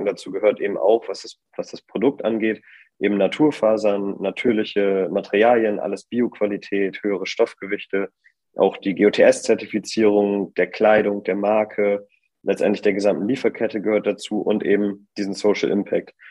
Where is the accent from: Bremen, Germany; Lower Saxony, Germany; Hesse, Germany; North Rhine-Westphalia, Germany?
Bremen, Germany; moved away as an adult; now in Hamburg, Germany; ich komme äh, ursprünglich aus Bremen, da bin ich geboren und habe da auch studiert. Mittlerweile wohne ich jetzt in Hamburg